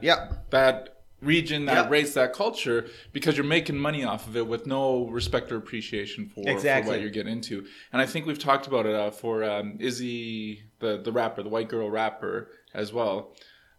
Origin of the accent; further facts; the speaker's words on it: Canada; I grew up in Canada